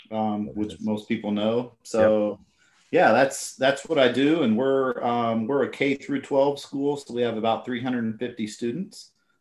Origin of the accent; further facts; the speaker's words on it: Indiana, United States; moved away; also born or lived in Colorado; Yeah, so I grew up in Indiana. That's where I was born and raised.